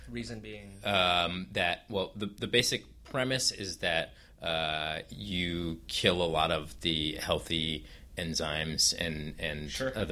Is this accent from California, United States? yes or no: yes; Oakland, California, United States; In, in California, in Oakland.